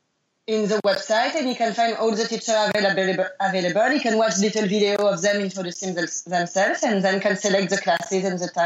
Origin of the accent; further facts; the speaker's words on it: France; I am from France. I am French.